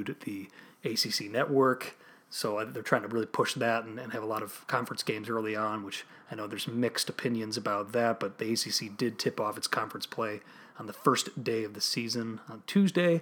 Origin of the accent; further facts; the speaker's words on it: Glen Ellyn, Illinois, United States; now in Chicago, United States; I'm from Glen Ellyn